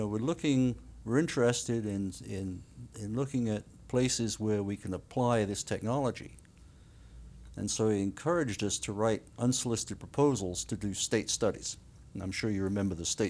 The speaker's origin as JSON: {"language": "English", "country": "United Kingdom", "tie": "born or raised there", "also_born_or_lived": "South Wales", "moved": "yes", "said": "I was born and raised in the UK"}